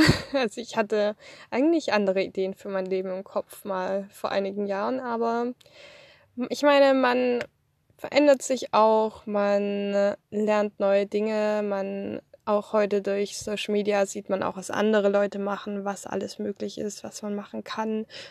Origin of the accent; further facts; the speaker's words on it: Swabia, Germany; moved away as an adult; also born or lived in Thuringia / Outback, Queensland, Australia; now in Australia; ich komme aus dem Schwabenland, also ich bin im Schwabenland aufgewachsen